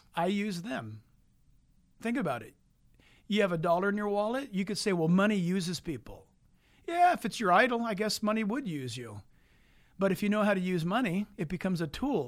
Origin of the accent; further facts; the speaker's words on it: San Diego, California, United States; in the hospital in San Diego. where I was born later on January fifteenth, nineteen fifty-eight.